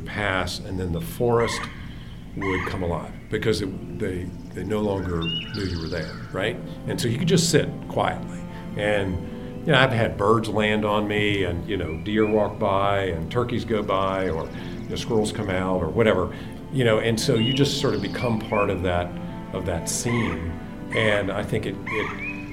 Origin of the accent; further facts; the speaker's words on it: Glasgow, Virginia, United States; My dad was a barber in a very small town, the town of Glasgow, Virginia.